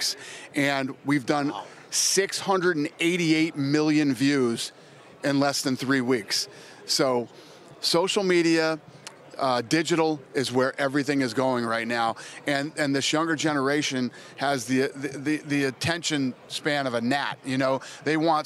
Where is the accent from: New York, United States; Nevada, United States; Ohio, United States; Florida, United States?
Nevada, United States; Las Vegas; I grew up in Vegas when there were 200,000 people there